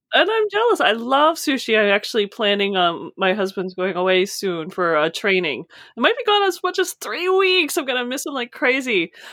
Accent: United States; I'm coming from the States

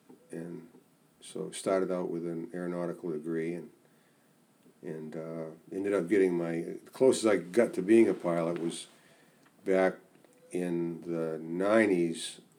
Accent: Saco, Maine, United States; also born or lived in Boston; now in Rangeley, United States; I was raised in Saco.

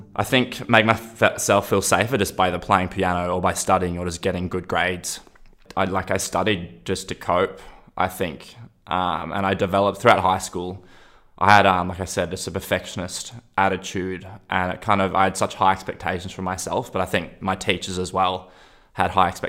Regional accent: Byron Bay, New South Wales, Australia; also born or lived in Sweden; growing up in Byron

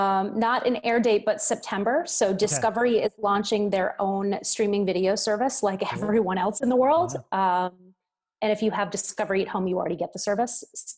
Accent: New York City, New York, United States; my hometown's going to be okay.

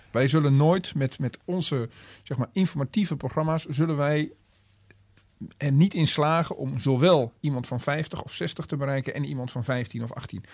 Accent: Twente, Overijssel, Netherlands; moved away; ik kom uit Twente

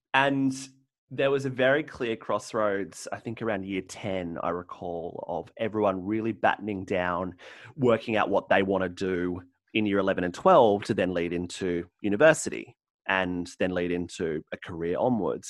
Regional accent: Central Coast, New South Wales, Australia; the Central Coast, in my hometown

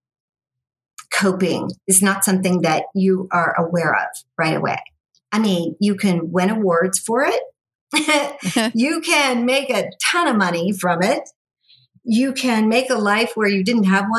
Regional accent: Las Vegas, Nevada, United States; I grew up here in Las Vegas

